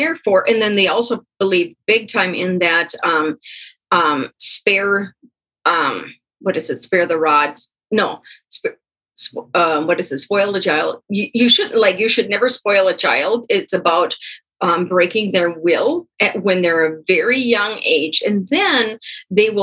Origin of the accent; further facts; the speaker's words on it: United States; accent: Pennsylvania Dutch; first language Pennsylvania Dutch; English is a second language; moved away; my first language is Pennsylvania Dutch, or we call it Dutch.